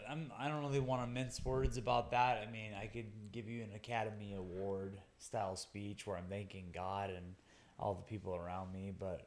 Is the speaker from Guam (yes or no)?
yes; Guam; My hometown is where I started out. And then, you know, I traveled around. I fought in California, the Middle East, Asia, all over. But there has never been a place that gets behind its athletes like I do, like I feel that Guam does.